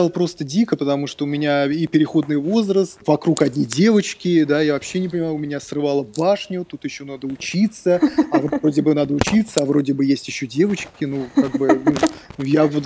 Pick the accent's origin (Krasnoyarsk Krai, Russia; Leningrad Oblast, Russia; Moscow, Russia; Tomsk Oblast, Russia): Moscow, Russia; я из Москвы. Ага. Да, а, я, из... я родился в Москве. Родился да, в Москве.